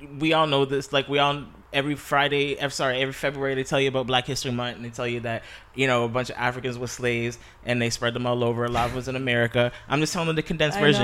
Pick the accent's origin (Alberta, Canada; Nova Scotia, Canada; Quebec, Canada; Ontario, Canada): Nova Scotia, Canada; Halifax; now in Toronto, Canada; I grew up in Halifax, Nova Scotia, Uniac Square, to be exact